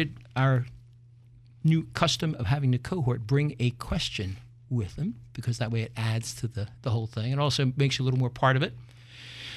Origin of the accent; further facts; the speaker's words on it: Philadelphia, Pennsylvania, United States; I was raised in North Philly